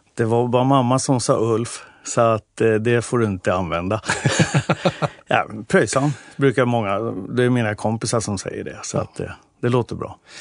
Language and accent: Swedish; Nynäshamn, Stockholm County, Sweden; now in Stockholm, Sweden; Jag är uppväxt i Nynäshamn